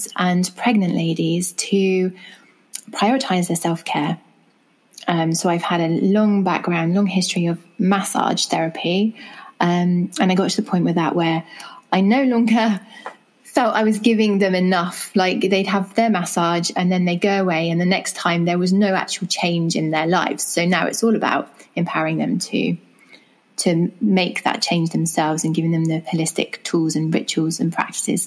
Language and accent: English; England, United Kingdom; as you can tell from my accent, I'm from England.